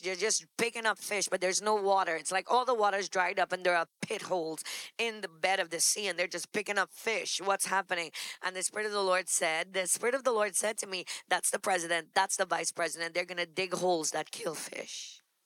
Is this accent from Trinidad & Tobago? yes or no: yes; Trinidad & Tobago; moved away as an adult; also born or lived in Texas; now in New York, United States; We're finally in a place in an immigrant country because we come from Trinidad